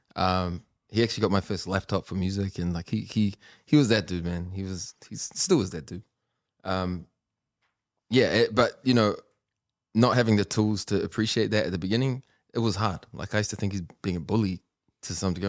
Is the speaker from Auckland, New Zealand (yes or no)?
yes; Auckland, New Zealand; beach haven where I grew up